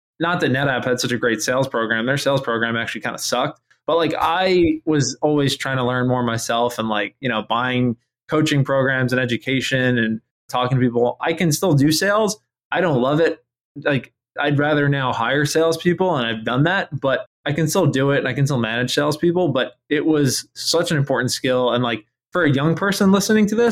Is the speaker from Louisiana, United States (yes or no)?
no; New York, United States; moved away as an adult; also born or lived in North Carolina; where I grew up in New York